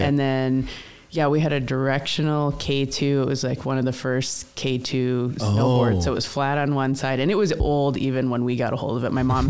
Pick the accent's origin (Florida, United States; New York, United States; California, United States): New York, United States; now in Montana, United States; Upstate New York.